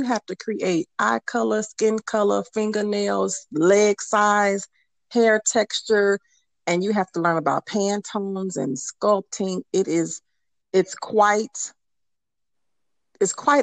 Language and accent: English; Chicago, Illinois, United States; now in Texas, United States; I am originally from Chicago, but I am currently living in the great state of Texas